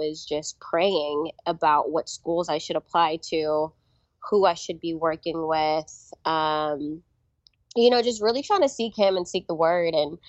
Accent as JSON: {"language": "English", "town": "Houston", "region": "Texas", "country": "United States", "tie": "born or raised there", "also_born_or_lived": "Belize", "moved": "as an adult", "lives_now": "Austin, United States", "said": "I was born in Belize, Central America. Okay. I moved to the United States, Houston, when I was 6 and a half. So I'm an H-Town girl, H-Town, hold it down."}